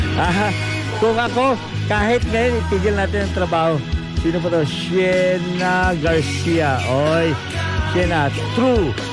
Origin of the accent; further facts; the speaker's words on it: Bisaya, Visayas, Philippines; first language Cebuano (Bisaya); Tagalog is a second language; now in New Zealand; yun ang kinalakihan ko eh, yung magsalita ng uh, Bisaya